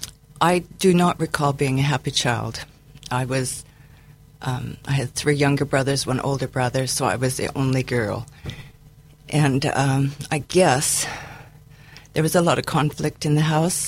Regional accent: United States; moved away as an adult; also born or lived in Tacoma / Vancouver; I'm originally from the States

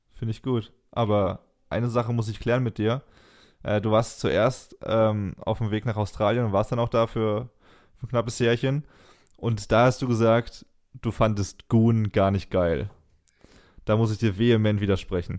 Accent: Germany; als Deutscher

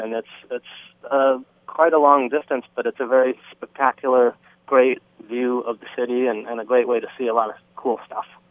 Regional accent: California, United States; moved away as an adult; also born or lived in Brooklyn, New York; now in Hoboken, United States; I'm actually from California

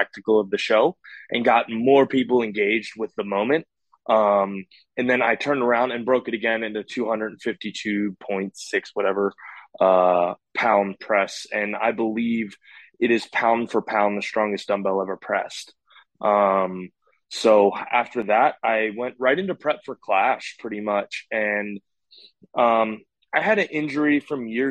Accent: Maryland, United States; I'm from Maryland.

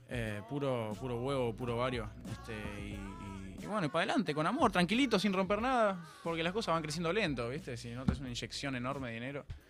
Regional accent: Argentina; yo no me siento tan argentino

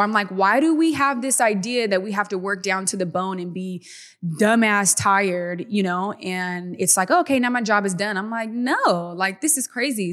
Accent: Stockton, California, United States; we grew up in in Stockton, California, a very small town

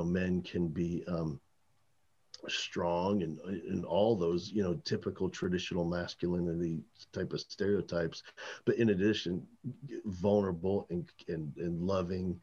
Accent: New Jersey, United States; I grew up in New Jersey

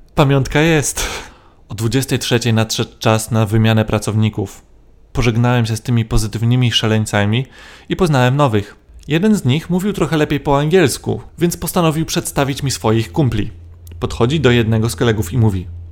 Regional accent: Poland; przyjechałem tutaj autostopem z Polski

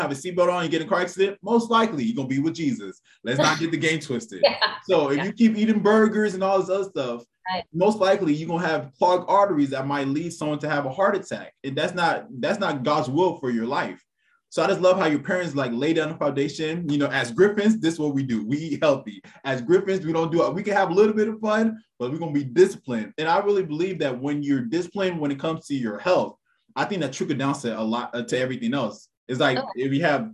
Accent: Texas, United States; I'm from Texas

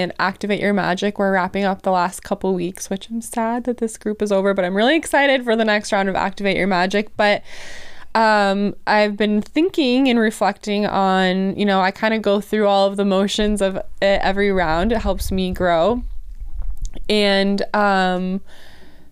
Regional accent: Wisconsin, United States; I'm from Wisconsin

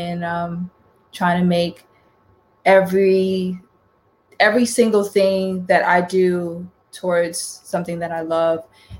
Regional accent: Houston, Texas, United States; born there; also born or lived in Florida / North Carolina; I lived in Florida, I lived in North Carolina. I was born in Texas. Born in Houston, Texas, but I never really lived in Houston, Texas.

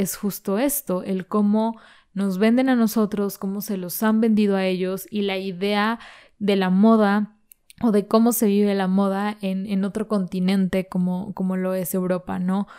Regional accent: Mexico; esta desventaja que tenemos como mexicanos

